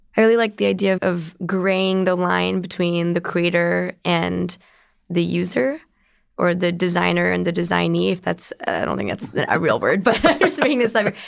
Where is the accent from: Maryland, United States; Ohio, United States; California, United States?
California, United States; San Jose; I'm from Silicon Valley. I'm a San Jose native from before it was called Silicon Valley